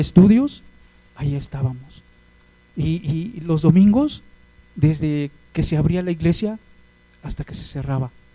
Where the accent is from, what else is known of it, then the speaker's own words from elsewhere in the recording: Hidalgo, Mexico; now in Mexico City, Mexico; soy de Hidalgo